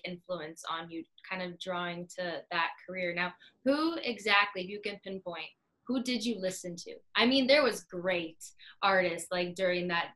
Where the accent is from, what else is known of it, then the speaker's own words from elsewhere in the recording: Ontario, Canada; I am from Ontario